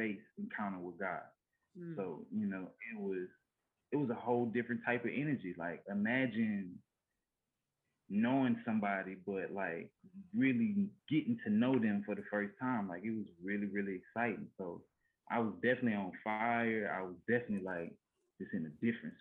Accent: Louisiana, United States; I'm from Louisiana, we ain't never seen about it. I'm in the country, right? We got horses, cows, everything

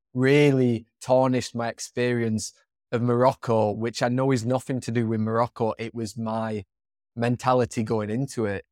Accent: England, United Kingdom; moved away as an adult; the area of England I'm from is not the most multicultural

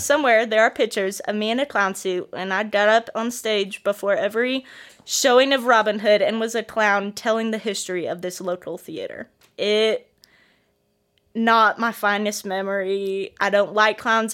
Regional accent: Bettendorf, Iowa, United States; moved away as an adult; also born or lived in Joplin, Missouri; now in Northwest Arkansas, United States; I am originally from Bettendorf, Iowa

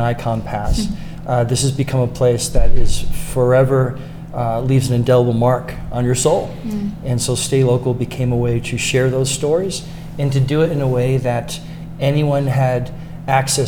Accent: Boston, Massachusetts, United States; also born or lived in Newport, Rhode Island; now in Lake Tahoe, United States; I grew up in Southie in Boston

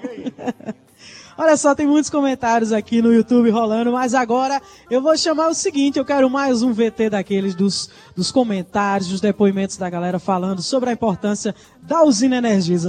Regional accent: Campina Grande, Paraíba, Brazil; um beijo pra galera de Campina Grande que tá ligada aqui no palco Tabajara, minha terra

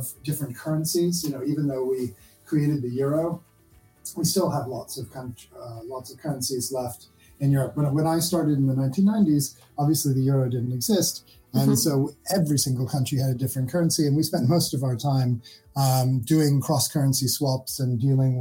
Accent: United States; moved away as an adult; also born or lived in United Kingdom; now in London, United Kingdom; I grew up in the States, spending time in the UK, and then I moved back to the UK when I was 21, 22

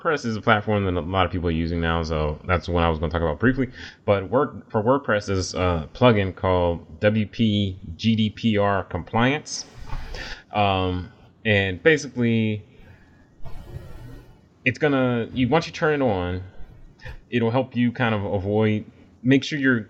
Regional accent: United States; as a American

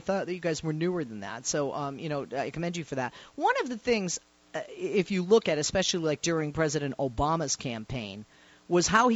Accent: Boston, Massachusetts, United States; also born or lived in Fall River, Massachusetts; I am originally from Boston, born in Fall River, Mass.

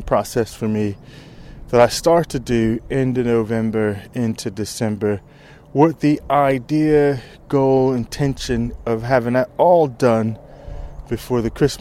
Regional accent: United States; now in United Kingdom; I'm from the States

